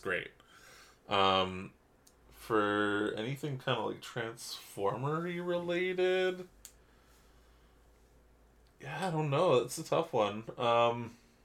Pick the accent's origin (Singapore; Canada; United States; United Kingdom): Canada; We're from Canada.